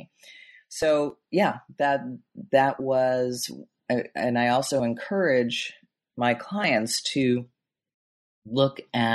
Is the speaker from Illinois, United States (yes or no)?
yes; Chicago, Illinois, United States; I grew up in Chicago in the Midwest